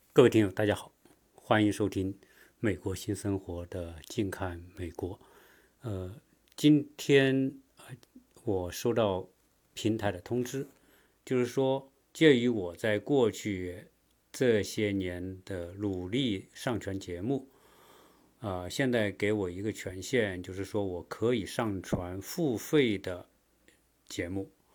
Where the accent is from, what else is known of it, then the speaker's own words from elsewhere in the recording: China; moved away as an adult; now in United States; 在我们中国人来看呢